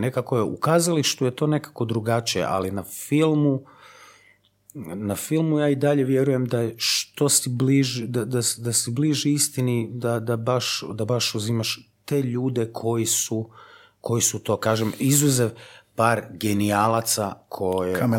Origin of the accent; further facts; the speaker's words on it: Zagreb, City of Zagreb, Croatia; ja sam iz Zagreba.